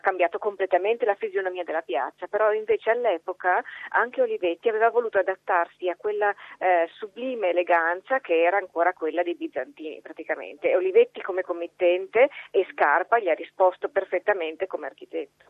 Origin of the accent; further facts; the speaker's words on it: Venice, Veneto, Italy; io sono veneziana